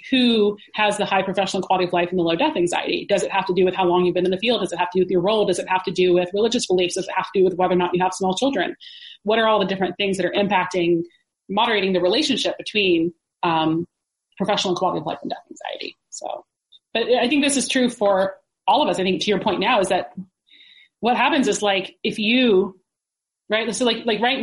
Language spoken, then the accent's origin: English; the South, United States; moved away; I'm from the South